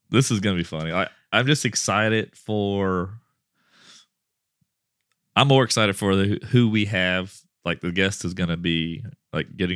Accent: Rockport, Texas, United States

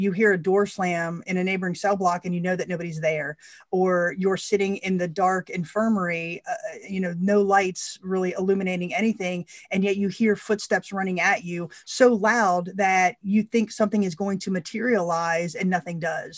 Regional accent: Florida, United States; I was born in Florida, you know, we do have those strong roots there in West Virginia

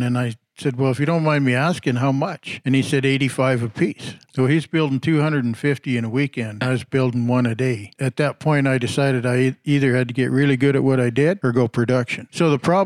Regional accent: Saskatchewan, Canada; as a little kid growing up in Saskatchewan

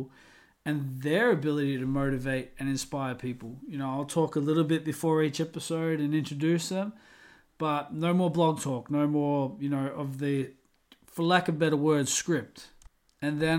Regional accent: Australia; moved away as an adult; now in Scarborough, United Kingdom; You know, I'm from Australia.

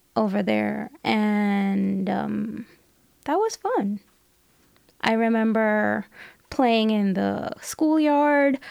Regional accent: New Delhi, Delhi, India; moved away; also born or lived in Hong Kong / Australia; I was born in New Delhi, in India

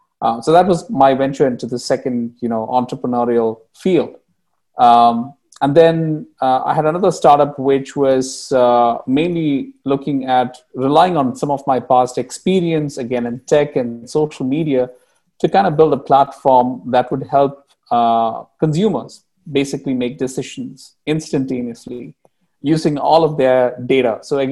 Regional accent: Bahrain; English is a second language; moved away as an adult; also born or lived in India; The background about me, I grew up in the Middle East, spent a lot of my time in Bahrain, graduated in engineering, computer engineering from India

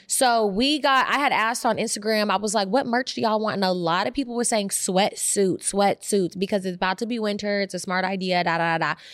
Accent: Oakland, California, United States; born or raised there; also born or lived in Berkeley

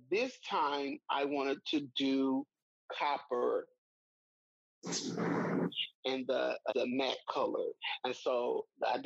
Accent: Mississippi, United States; I'm from Mississippi and that I live here in Mississippi

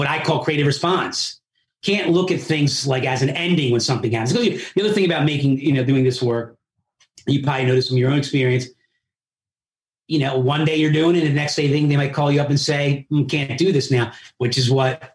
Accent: Philadelphia, Pennsylvania, United States; first language Italian; also born or lived in Italy; I grew up in Philly

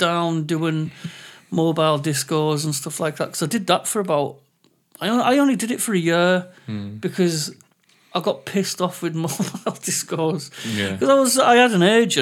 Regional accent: England, United Kingdom; accent: English; I'm English and I've got an English accent

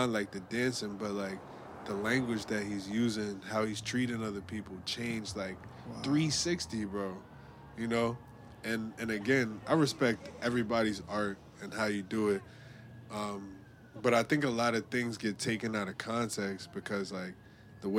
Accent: New York City, New York, United States; I'm from the Lower East Side

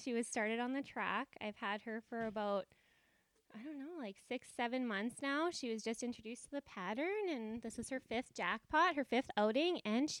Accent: Peace River, Alberta, Canada; Oh, right here in Peace River, Alberta. Born and raised.

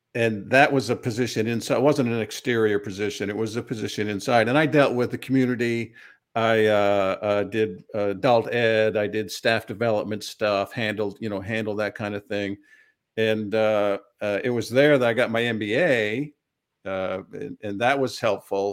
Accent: Bradford, Maine, United States; now in Central Pennsylvania, United States; I was born in Maine, brought up on a dairy farm in a small community, Bradford, Maine.

